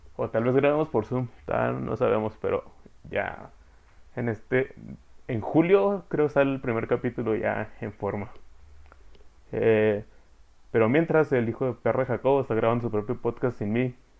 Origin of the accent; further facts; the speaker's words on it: Chihuahua, Mexico; dos norteños. Somos de Chihuahua.